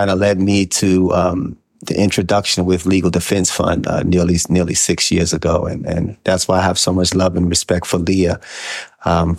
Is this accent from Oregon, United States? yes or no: no; Hilton Head Island, South Carolina, United States; I grew up on Hilton Head